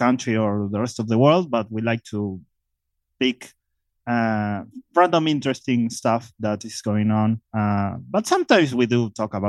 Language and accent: English; Buenos Aires Province, Argentina; Well, I'm from Buenos Aires, Argentina, actually in the outskirts of Buenos Aires.